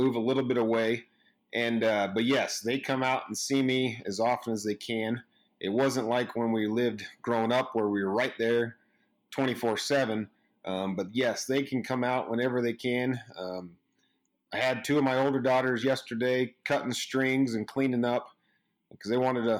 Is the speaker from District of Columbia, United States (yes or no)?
no; Fallon, Nevada, United States; I'm a fourth generation dairyman in Fallon, Nevada